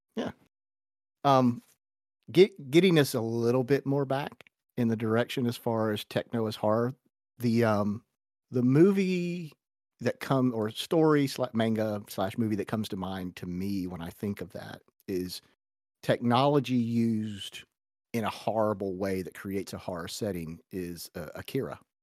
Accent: United States; as an American

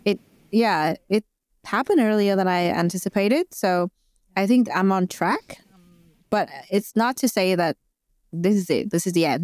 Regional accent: Vietnam; moved away as an adult; now in Australia; I am an immigrant in Australia. I moved here five years ago, and Uh, I'm originally from Vietnam

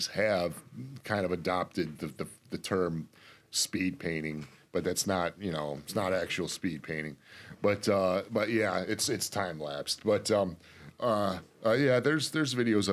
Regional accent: Detroit, Michigan, United States; born or raised there

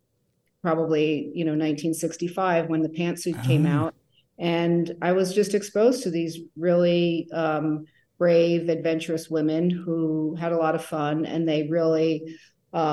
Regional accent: New Jersey, United States; moved away as an adult; also born or lived in New York; now in San Francisco, United States; I grew up in New Jersey

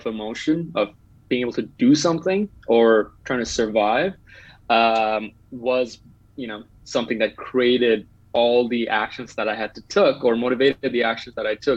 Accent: Bangladesh; moved away as an adult; now in Canada; I'm originally from Bangladesh, moved to Canada 6 years ago, came here as an international student

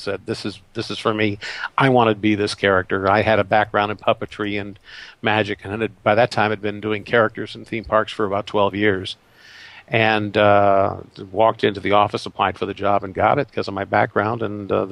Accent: Los Angeles, California, United States; now in Florida, United States; when I was a child growing up in Southern California

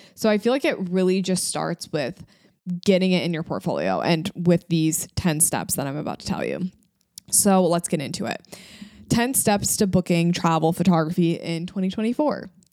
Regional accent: Michigan, United States; moved away as an adult; also born or lived in New York; I was living in New York, but I was from Michigan

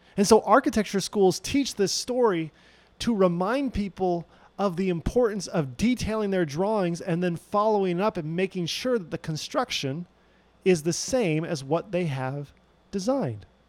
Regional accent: Loma Linda, California, United States; I grew up in the Loma Linda University Seventh day Adventist Church, which is not too far from where Paradox is today

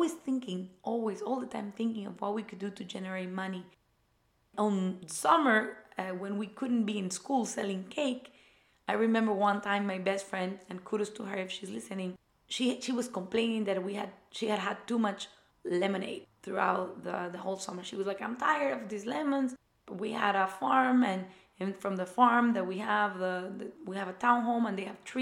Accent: Ecuador; moved away; I went to the German school in my home country in Ecuador

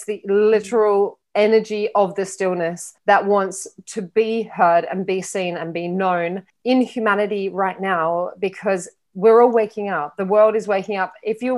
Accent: Australia; moved away; also born or lived in London / Miami; So I'm originally from Australia and I'm a global traveler. So I haven't really stayed in Australia much in my life. I lived in London for a long time. I moved to Miami in 2018

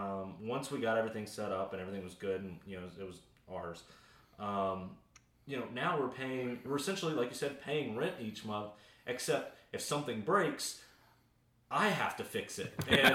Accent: the South, United States; I mean, I'm from the South.

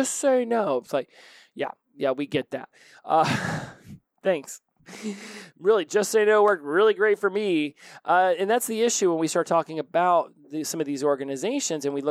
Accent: Oklahoma, United States; I was born in Oklahoma

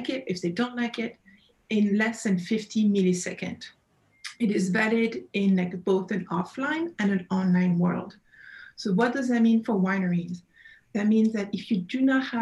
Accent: Burgundy, Bourgogne-Franche-Comté, France; accent: French; English is a second language; moved away; As you can probably pick up from my accent, I'm originally from France, Burgundy.

